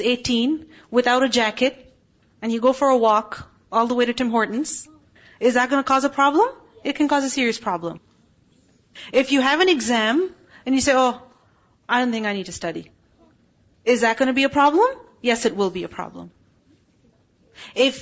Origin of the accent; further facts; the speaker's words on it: Pakistan; moved away; I'm from Pakistan